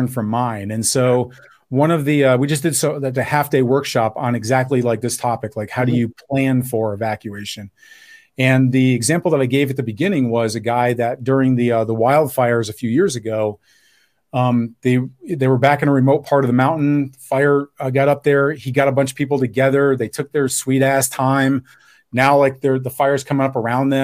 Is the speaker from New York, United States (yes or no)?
yes; New York, United States; I'm from New York